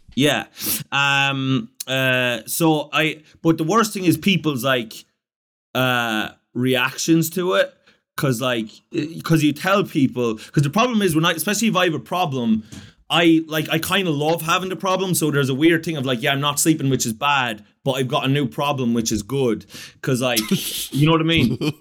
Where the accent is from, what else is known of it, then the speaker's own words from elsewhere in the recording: Ireland; I'm Irish